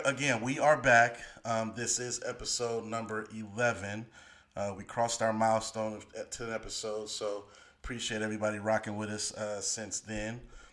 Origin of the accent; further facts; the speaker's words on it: the Bay Area, California, United States; I grew up in the Bay